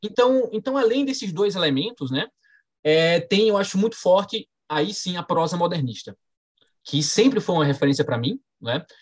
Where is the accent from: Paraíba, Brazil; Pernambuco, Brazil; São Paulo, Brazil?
Paraíba, Brazil; Campina Grande; eu sou, sou paraibano